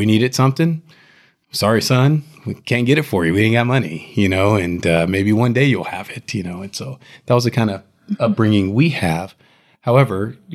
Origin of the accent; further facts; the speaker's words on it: Houston, Texas, United States; I grew up in Houston, Texas, in one of the ghettos in Houston